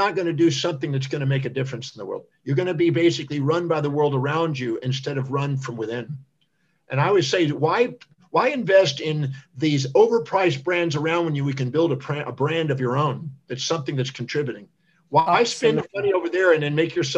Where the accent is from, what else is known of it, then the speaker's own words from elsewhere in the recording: United States; I was born on Thanksgiving Day in America